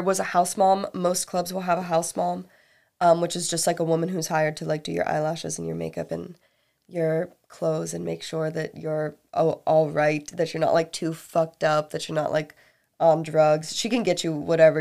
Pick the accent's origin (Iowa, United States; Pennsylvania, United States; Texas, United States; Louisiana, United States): Pennsylvania, United States; an hour east of Pittsburgh, Western; I'm from Western Pennsylvania. I'm from like an hour east of Pittsburgh